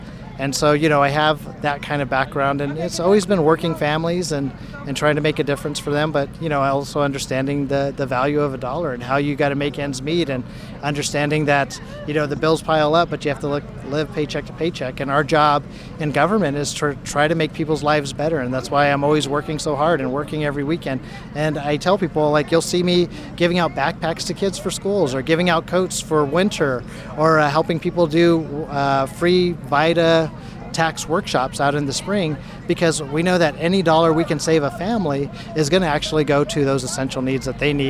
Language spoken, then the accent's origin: English; Delano, California, United States; I grew up in Bakersfield in Delano. And yeah, I grew up working out in the fields, making boxes for the grapes